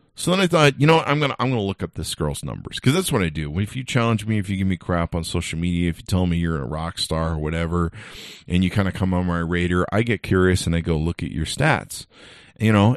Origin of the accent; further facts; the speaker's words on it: California, United States; I grew up in California, so thank God I grew up in a melting pot of raci-, of racial diversity